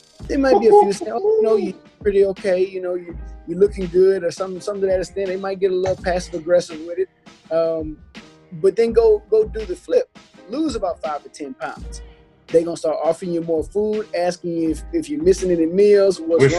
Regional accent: South Louisiana, United States; moved away as an adult; also born or lived in East Coast; as somebody who's born and raised in South Louisiana and knows the culture

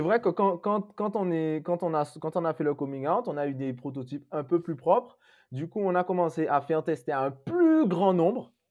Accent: Guadeloupe; moved away; quand je rentre chez moi en Guadeloupe, j'ai pas d'eau

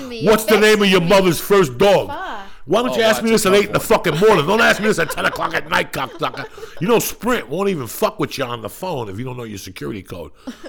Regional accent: Denver, Colorado, United States; moved away; also born or lived in Seattle; I come from Denver, Felicia, where there was nothing.

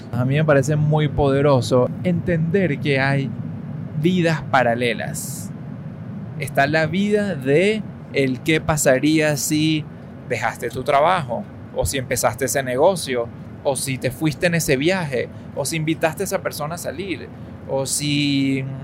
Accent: Venezuela; now in United States; nosotros somos personas que vivimos y crecimos en Venezuela, ¿ok? Y que de pronto, pues nos mudamos a Estados Unidos.

